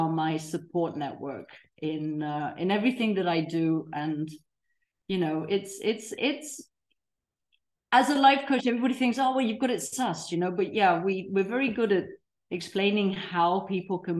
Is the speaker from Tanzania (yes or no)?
yes; Tanzania; moved away as an adult; also born or lived in Africa; now in Mallorca, Spain; I was raised in Tanzania, third generation Tanzanian.